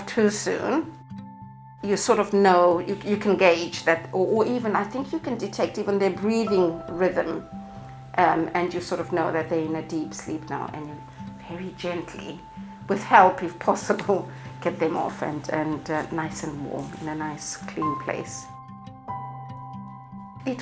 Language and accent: English; Zimbabwe; now in England; I'm from Zimbabwe originally